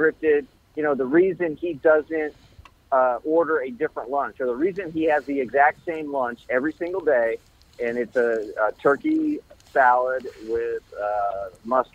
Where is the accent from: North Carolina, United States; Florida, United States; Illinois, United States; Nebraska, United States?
Nebraska, United States; Lincoln; moved away as an adult; also born or lived in Northfield, Minnesota / New York; now in Alabama, United States; growing up in Nebraska